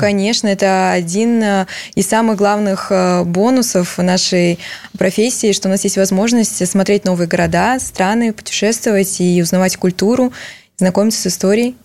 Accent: Russian Far East, Russia; moved away; я сама родом с Дальнего Востока

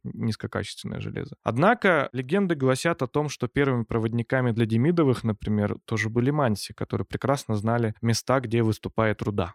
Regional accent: Pervouralsk, Sverdlovsk Oblast, Russia; сам я происхожу из Первоуральска, и моя мама, она как раз тоже из Первоуральска

